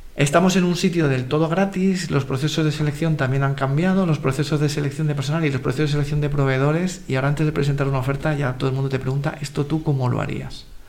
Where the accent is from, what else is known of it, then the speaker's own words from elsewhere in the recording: Madrid, Community of Madrid, Spain; Yo soy de Carabanchel